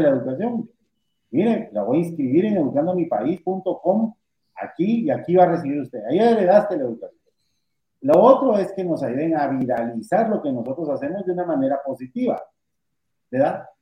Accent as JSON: {"language": "Spanish", "country": "Guatemala", "said": "Yo vivo orgulloso de ser guatemalteco. Yo, yo le digo a la gente, soy más guatemalteco que los frijoles"}